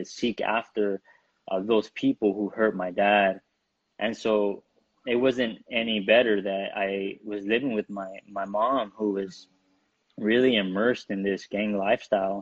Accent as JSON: {"language": "English", "town": "Burbank", "region": "California", "country": "United States", "tie": "born or raised there", "also_born_or_lived": "San Fernando, California", "said": "I grew up in Burbank, California. I was born in San Fernando"}